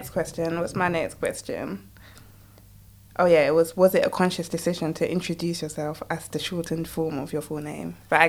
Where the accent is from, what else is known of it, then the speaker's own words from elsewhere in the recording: United Kingdom; accent: British; my normal British accent